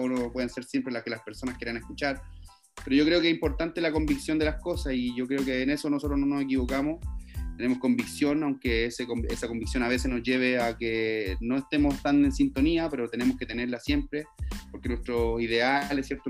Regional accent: Valparaíso, Chile; moved away; also born or lived in Lampa; yo soy nacido en Valparaíso, en el Cerro Playancha

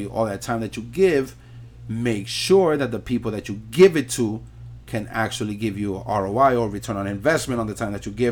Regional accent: New York City, New York, United States; I'm Puerto Rican, born and raised in New York City, 42 years old

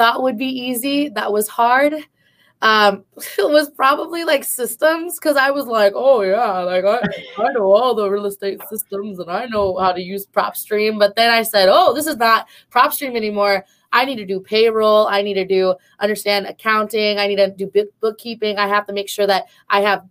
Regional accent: Philippines; us as Filipino women and just Filipinos in general

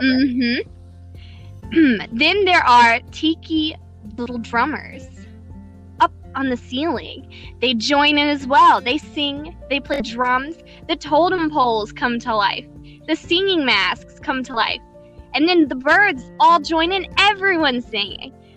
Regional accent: Tennessee, United States; I was born in Tennessee

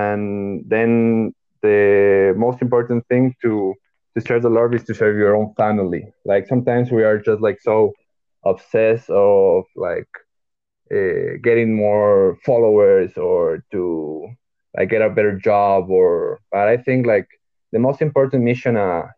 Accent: Ecuador; I'm from Ecuador.

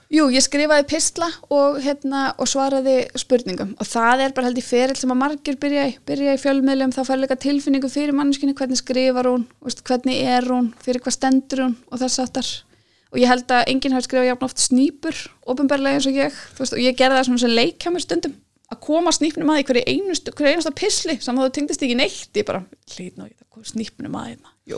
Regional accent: Iceland; ég er frá Íslandi

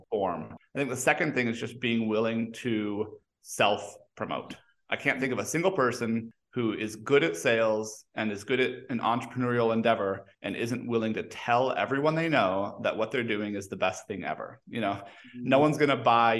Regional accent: Mexico; now in United States; I was born and raised in Mexico

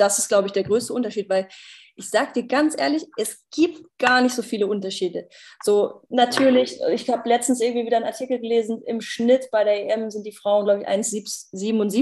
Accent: Germany; ich bin Deutsche

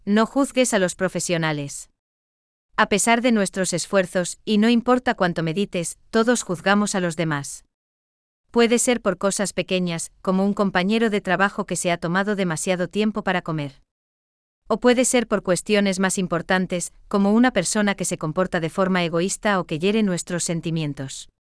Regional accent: Germany; now in Gran Canaria, Spain; sigo siendo alemán

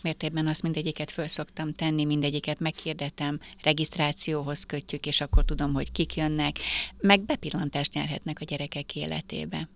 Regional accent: Hungary; Egyedüli magyarként

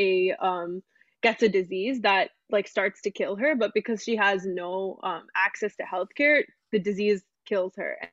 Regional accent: United States; the side of me that's grown up in America

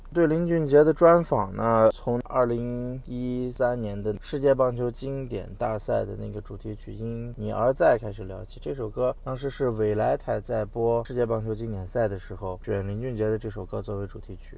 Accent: China; 我们中国人

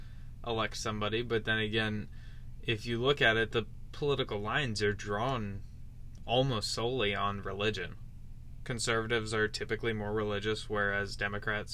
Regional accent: Minnesota, United States; my home state of Minnesota

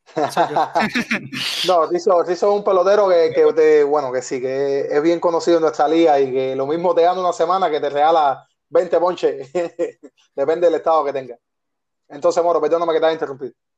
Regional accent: Havana, Cuba; los tres somos habaneros

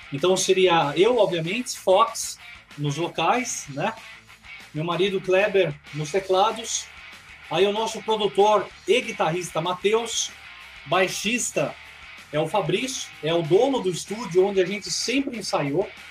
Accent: Bragança Paulista, São Paulo, Brazil; moved away as an adult; now in Greater Belo Horizonte, Brazil; na minha cidade natal, que é Bragança Paulista, interior de São Paulo.

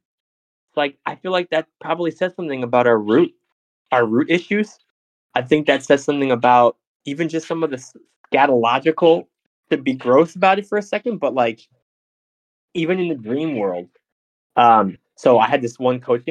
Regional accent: New Jersey, United States; moved away; I'm from Jersey

